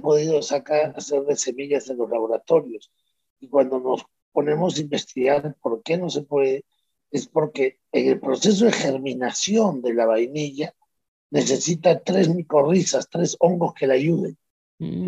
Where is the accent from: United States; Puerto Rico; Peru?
Peru